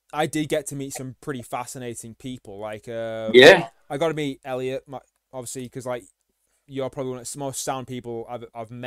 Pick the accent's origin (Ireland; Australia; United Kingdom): United Kingdom; the north of England; we're both from the North.